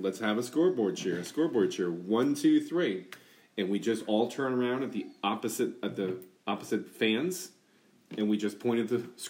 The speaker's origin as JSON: {"language": "English", "region": "Wisconsin", "country": "United States", "tie": "born or raised there", "said": "I was growing up in Wisconsin"}